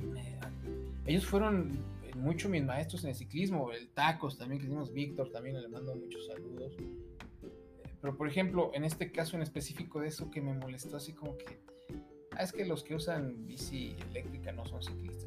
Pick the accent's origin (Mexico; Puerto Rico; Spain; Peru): Mexico; uno como mexicano